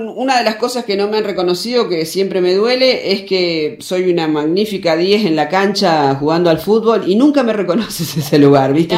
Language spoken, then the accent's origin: Spanish; Santa Fe, Argentina; also born or lived in Buenos Aires; soy de la ciudad de Santa Fe, vivo ahí en Chalet.